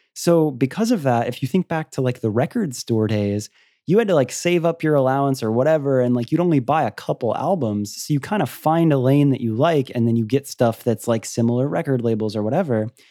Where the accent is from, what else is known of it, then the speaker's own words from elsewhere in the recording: Florida, United States; I'm from Florida.